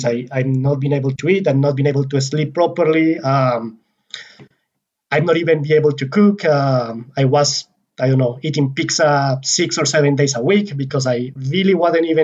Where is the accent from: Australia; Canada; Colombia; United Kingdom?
Colombia; moved away as an adult; was born and raised in Colombia, a country that had like 12 hours of daylight every single day of the year